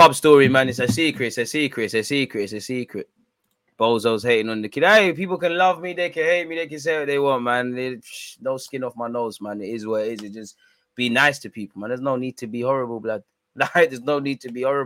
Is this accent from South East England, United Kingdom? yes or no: no; London, United Kingdom; I'm just a simple man from North London